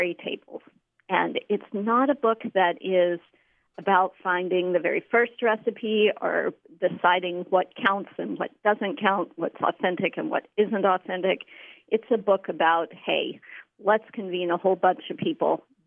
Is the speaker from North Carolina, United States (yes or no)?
yes; Western North Carolina, United States; moved away; I'm from Western North Carolina